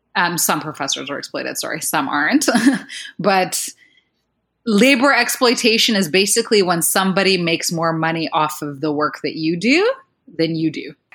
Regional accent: Rwanda; I come from Rwanda, which is a country in Central Africa

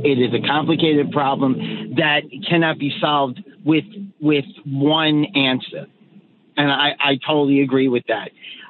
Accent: Maine, United States; born or raised there

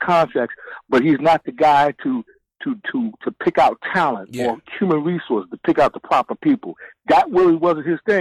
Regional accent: Hempstead, New York, United States; I grew up in Long Island

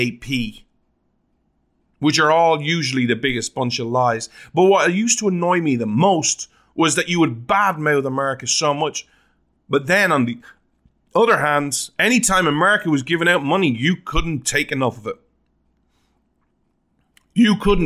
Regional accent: Ireland; now in Oklahoma, United States; still technically, legally, as an Irishman

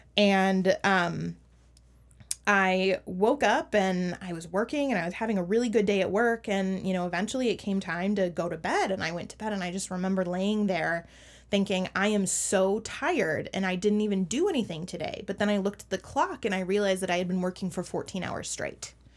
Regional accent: Minneapolis–Saint Paul, Minnesota, United States; my hometown, um, which is the Twin Cities

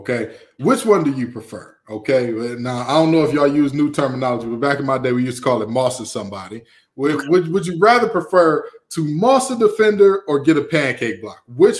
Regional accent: Detroit, Michigan, United States; now in Raleigh, United States; you know, you're a Brooklyn guy, I'm a Detroiter. We know hard work.

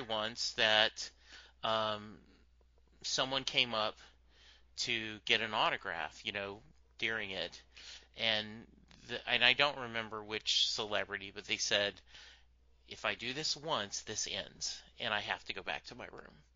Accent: Louisiana, United States; Growing up in Louisiana, though, um, a very different culture

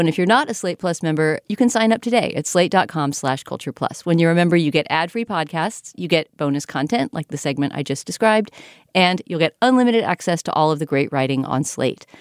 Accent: United States; as an American viewer

